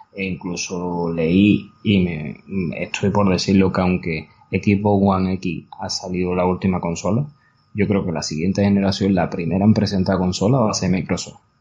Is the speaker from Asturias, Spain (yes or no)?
no; Andalusia, Spain; como buenos andaluces que somos